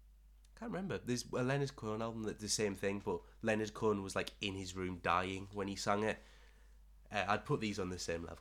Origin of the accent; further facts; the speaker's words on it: Streatham, London, United Kingdom; I grew up in Streatham.